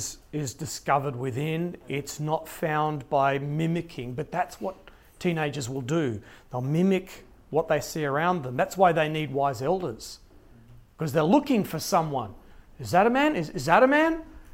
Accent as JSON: {"language": "English", "region": "Queensland", "country": "Australia", "said": "I come from Queensland."}